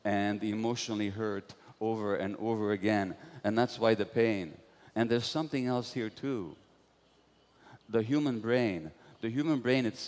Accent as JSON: {"language": "English", "region": "Budapest", "country": "Hungary", "tie": "born or raised there"}